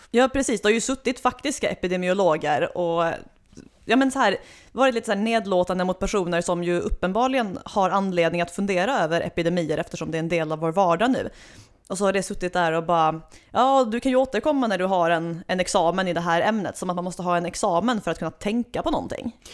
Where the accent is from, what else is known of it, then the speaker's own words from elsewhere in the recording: Svalöv, Skåne, Sweden; jag är född och uppvuxen i natursköna Svalöv i det skånska hjärtelandet